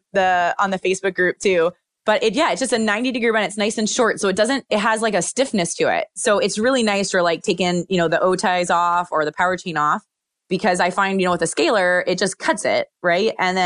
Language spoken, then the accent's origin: English; Pennsylvania, United States; They're such awesome little travelers because I'm from Pennsylvania.